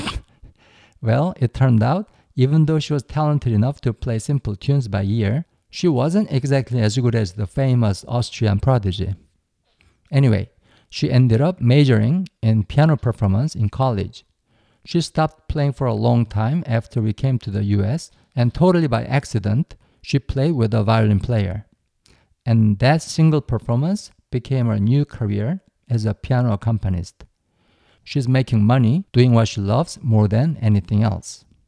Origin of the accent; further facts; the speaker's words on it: South Korea; my home country